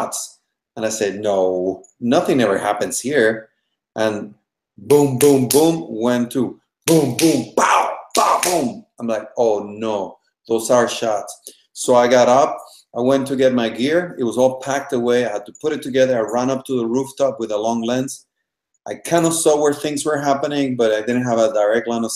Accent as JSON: {"language": "English", "country": "Panama", "tie": "born or raised there", "moved": "as an adult", "lives_now": "United States", "said": "I am originally from Panama. I was raised by my Cuban family in Panama."}